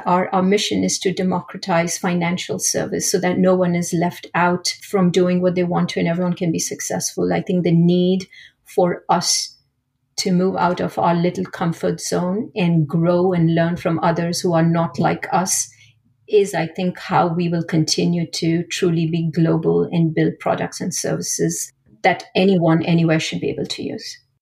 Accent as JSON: {"language": "English", "country": "India", "tie": "born or raised there", "moved": "yes", "said": "I grew up in India"}